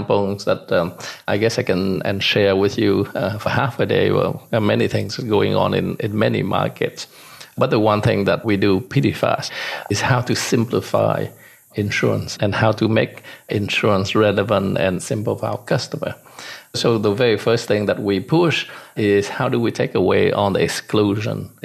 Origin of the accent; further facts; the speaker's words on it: Vietnam; moved away; also born or lived in Hong Kong / Canada; I was born in Vietnam and grew up in Vietnam during the wartime. But at the end of the war, my mom and dad put me on a boat to send me off. And that was back in 79